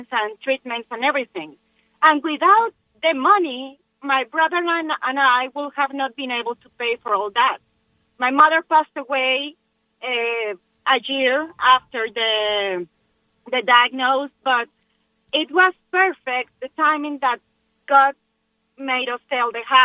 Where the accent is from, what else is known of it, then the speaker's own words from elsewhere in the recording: Mexico; now in Corpus Christi, United States; I'm from Mexico